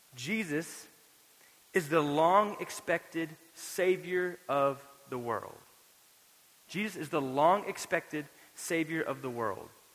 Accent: Florida, United States; now in Lubbock, United States; had I known I was going to live in West Texas, I might have gone to the beach more growing up in Florida

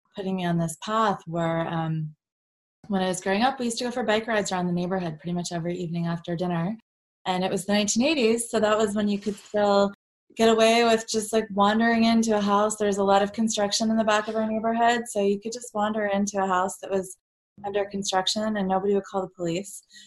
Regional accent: Virginia, United States; I grew up in Virginia

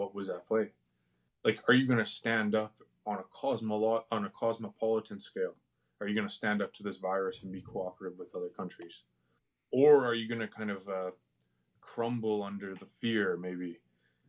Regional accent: Canada; as Canadian citizens

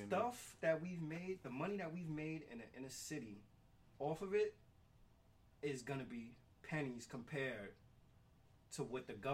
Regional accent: New York City, New York, United States; the stuff that we see growing up in the Bronx as kids

